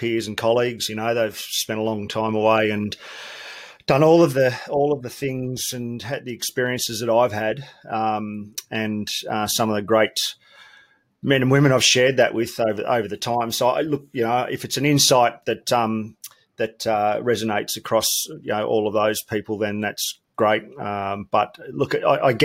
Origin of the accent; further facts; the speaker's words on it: Melbourne, Victoria, Australia; I grew up in Melbourne, proud Victorian